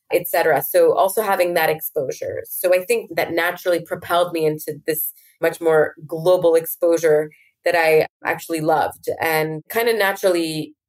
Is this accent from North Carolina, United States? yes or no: no; New York, United States; So I was raised in New York, safe and away from the violence